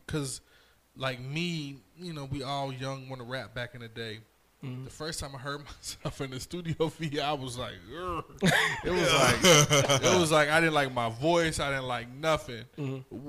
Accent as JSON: {"language": "English", "region": "Virginia", "country": "United States", "said": "I'm from Virginia. Okay, we from Virginia, 757. We get it. We repping."}